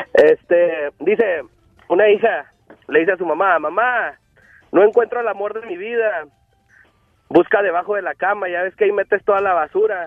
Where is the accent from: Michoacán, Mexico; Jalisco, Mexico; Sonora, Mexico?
Michoacán, Mexico; Yo soy de Michoacán.